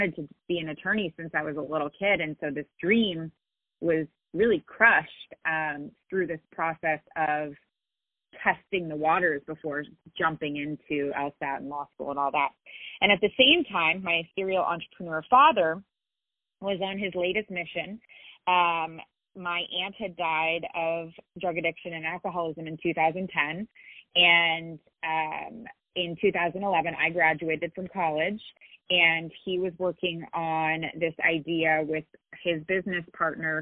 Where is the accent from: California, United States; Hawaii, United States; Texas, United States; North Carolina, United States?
California, United States; Silicon Valley; I grew up in Silicon Valley